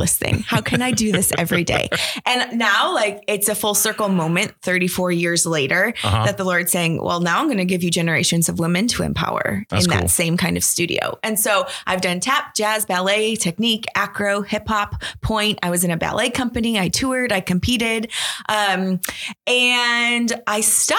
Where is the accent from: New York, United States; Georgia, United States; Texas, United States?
New York, United States; Buffalo; I was born and raised in Buffalo, so I am true and true a Bills fan